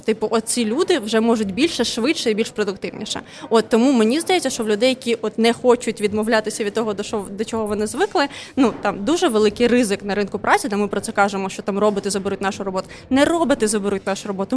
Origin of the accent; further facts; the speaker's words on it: Odesa, Odesa Oblast, Ukraine; first language Russian; Ukrainian is a second language; Я сама з Одеси